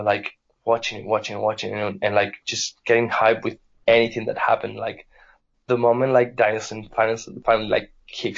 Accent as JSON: {"language": "English", "country": "Spain", "said": "being Spanish"}